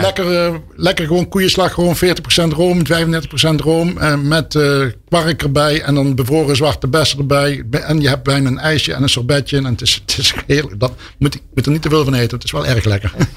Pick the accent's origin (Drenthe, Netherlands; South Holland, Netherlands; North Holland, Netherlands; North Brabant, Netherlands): North Brabant, Netherlands; Helmond; ik kom zelf uit Helmond